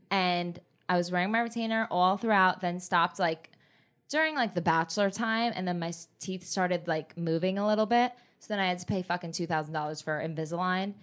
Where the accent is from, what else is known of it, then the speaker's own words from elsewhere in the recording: New Jersey, United States; moved away; also born or lived in Miami / Los Angeles; I grew up in Jersey